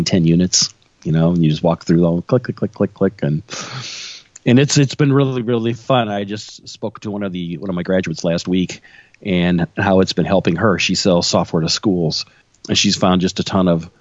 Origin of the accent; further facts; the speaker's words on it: Illinois, United States; I'm born and raised in Illinois. haven't left